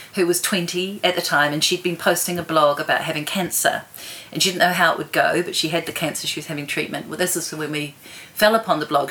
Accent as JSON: {"language": "English", "region": "Wellington", "country": "New Zealand", "tie": "born or raised there", "also_born_or_lived": "Zambia / Bermuda", "said": "grew up in mostly in Wellington"}